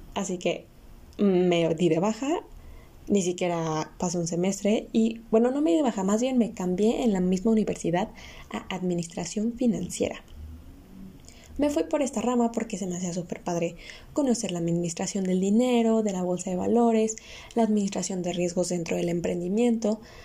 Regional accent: Mexico; como cualquier mexicano que llega a sus 17, 18 años y tiene que decidir qué carrera va a estudiar, tuve que hacerlo

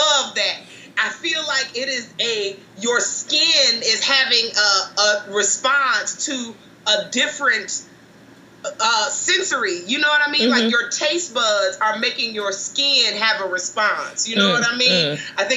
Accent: Chicago, Illinois, United States; also born or lived in Baltimore; Did I mention from Chicago? My hometown.

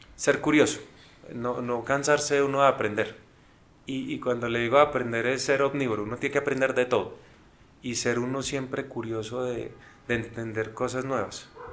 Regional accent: Colombia; nosotros como colombianos

